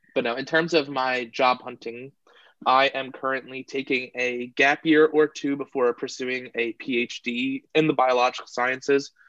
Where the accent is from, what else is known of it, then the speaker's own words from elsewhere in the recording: Tabernacle, New Jersey, United States; am from Tabernacle, New Jersey, hidden away in the pine barrens of South Jersey.